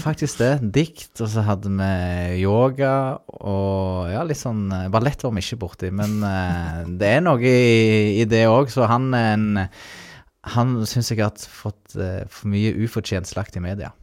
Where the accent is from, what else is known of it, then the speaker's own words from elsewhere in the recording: Ålgård, Rogaland, Norway; moved away as an adult; also born or lived in Fredrikstad; jeg er jo opprinnelig fra Ålgård